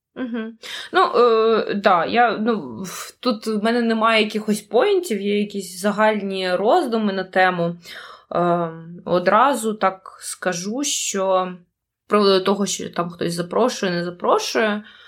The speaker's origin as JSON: {"language": "Ukrainian", "region": "Kyiv", "country": "Ukraine", "said": "я з України"}